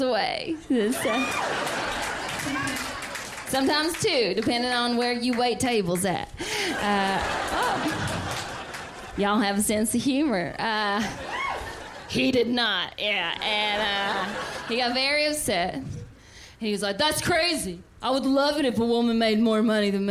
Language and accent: English; the South, United States; I'm from the South